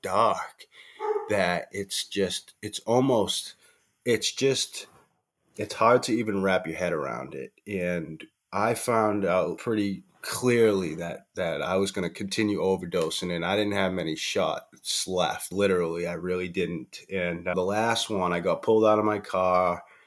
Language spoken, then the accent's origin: English; Boston, Massachusetts, United States; I'm from Boston, Massachusetts